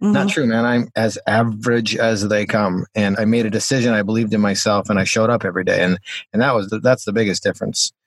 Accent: Calgary, Alberta, Canada; I'm from Calgary, Alberta, Canada, and Calgary's kind of world famous for the Calgary Stampede

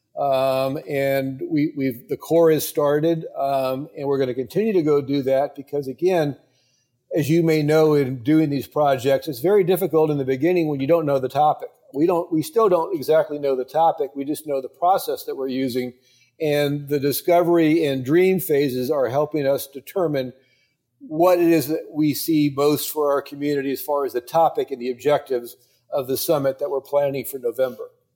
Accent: Tampa, Florida, United States; my hometown, Tampa?

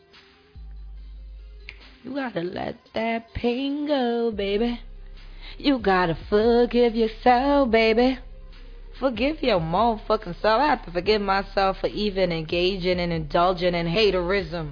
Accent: New York City, New York, United States; I'm from Brooklyn

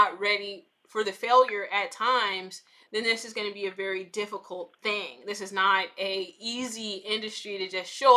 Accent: Chicago, Illinois, United States; I'm from the South Side of Chicago, and you know, I am, you know, I grew up in like the 90s, early 2000s.

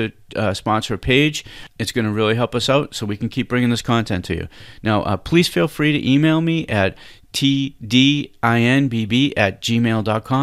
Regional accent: Cambridge, Massachusetts, United States; I was born in Cambridge, Mass., and I could see Fenway Park from where I grew up

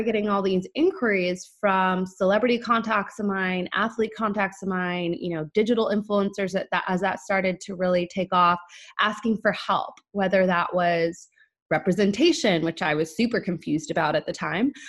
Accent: San Diego, California, United States; moved away as an adult; now in Los Angeles, United States; I am from San Diego

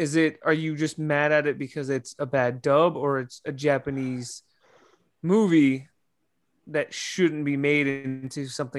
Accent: England, United Kingdom; Because I'm English.

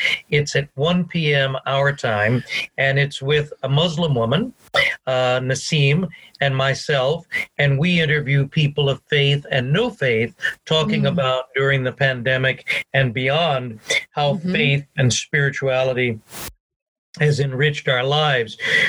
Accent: United States; now in Scotland; So there was always this thing that brought us together as an American people. So what is different in Scotland and in Europe is not the big things culturally, it's the small things.

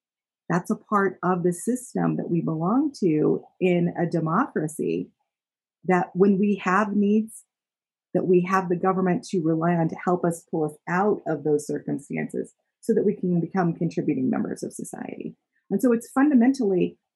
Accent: Utah, United States; I was born and raised in Utah

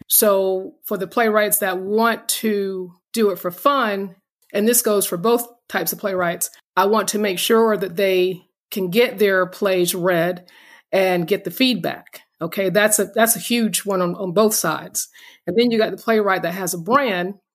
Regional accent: North Carolina, United States; We're North Carolina.

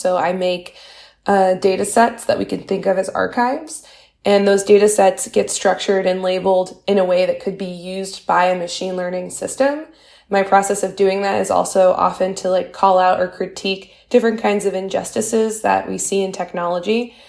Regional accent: Louisiana, United States; I'm from Louisiana, which is the highest rate of incarceration in the United States

